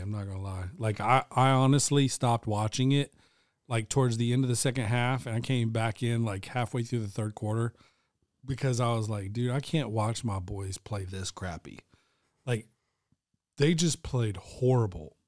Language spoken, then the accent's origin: English; the South, United States; I'm born and raised in the South